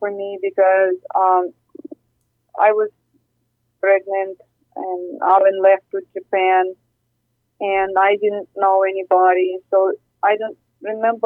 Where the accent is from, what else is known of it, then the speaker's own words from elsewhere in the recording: Ukraine; now in United States; I'm from Ukraine originally